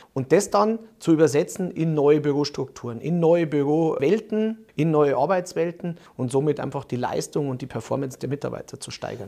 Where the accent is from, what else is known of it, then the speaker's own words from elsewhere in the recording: Munich, Bavaria, Germany; als Münchner